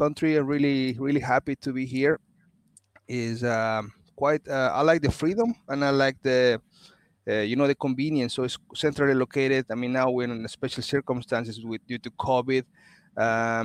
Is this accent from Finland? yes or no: no; Mexico; moved away as an adult; also born or lived in Canada / Sweden / Paris, France / Netherlands; I'm originally from Mexico, and I'm an industrial engineer